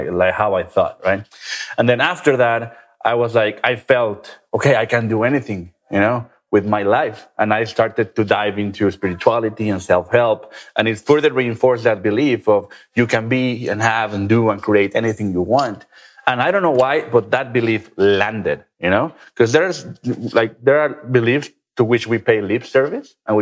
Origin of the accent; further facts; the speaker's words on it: Guadalajara, Jalisco, Mexico; I'm from Mexico, right? A very traditional country, especially in Guadalajara, where I'm from